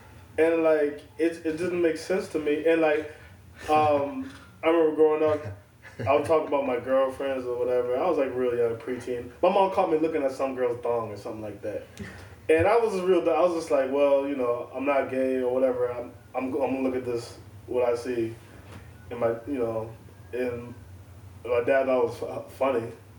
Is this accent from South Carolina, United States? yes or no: yes; Charleston, South Carolina, United States; I grew up in South Carolina, Charleston.